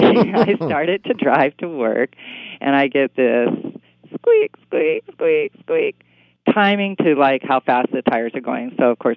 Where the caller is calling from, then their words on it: Seattle, Washington, United States